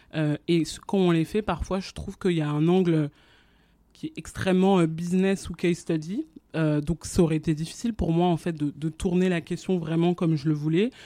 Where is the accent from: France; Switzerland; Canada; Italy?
France; also born or lived in Guinea / Abidjan, Côte d'Ivoire; moi j'ai grandi en France mais avant ça j'habitais en Guinée avec ma famille parce que mes parents ils étaient en expatriation là-bas pendant 10 ans. Et donc je suis arrivée en France quand j'avais 4 ans